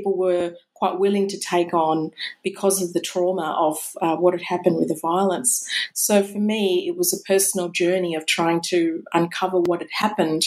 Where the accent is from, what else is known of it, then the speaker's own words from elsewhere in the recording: Malang, East Java, Indonesia; moved away; I was born in Indonesia and I spent all of my primary schooling years in Indonesia in a town called Malang